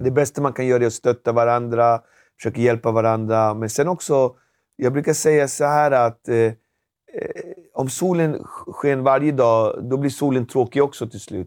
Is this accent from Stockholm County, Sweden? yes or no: yes; Alby, Stockholm County, Sweden; vi växte upp väldigt enkelt i Alby